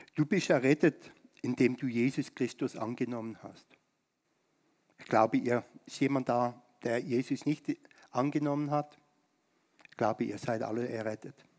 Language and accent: German; Germany; uns als Deutsche in Deutschland